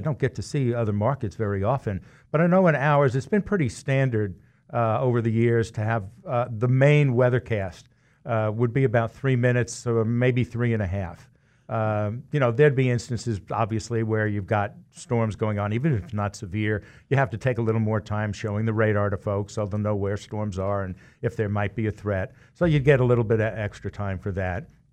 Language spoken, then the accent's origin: English; New York, United States; now in Wichita, United States; growing up in New York, where you have two teams at a minimum in every sport